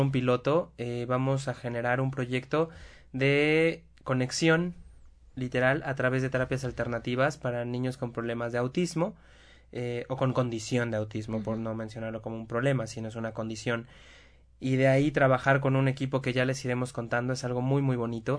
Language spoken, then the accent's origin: Spanish; Puebla, Mexico; accent: cantadito; Somos poblanos, ¿qué le hacemos? Hablamos cantadito